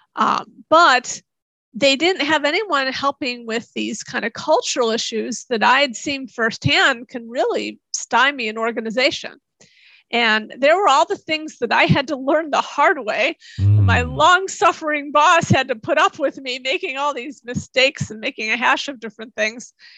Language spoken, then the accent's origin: English; Chicago, Illinois, United States; moved away as an adult; also born or lived in Tokyo; I grew up near Chicago